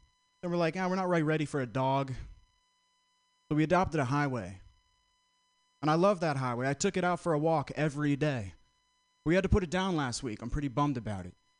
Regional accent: Vermont, United States; moved away as an adult; now in San Francisco, United States; I'm from Vermont, close to Boston, grew up going to Boston

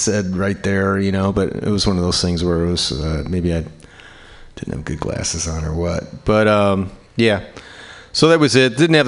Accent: New Orleans, Louisiana, United States; I am a songwriter from New Orleans, Louisiana.

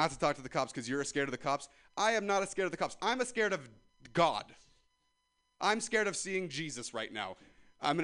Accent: Ripon, California, United States; I'm from Ripon, California.

